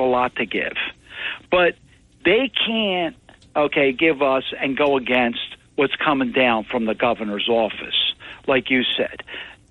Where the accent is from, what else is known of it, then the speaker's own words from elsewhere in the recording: United States; now in Northfield, United States; I'm from the Amish country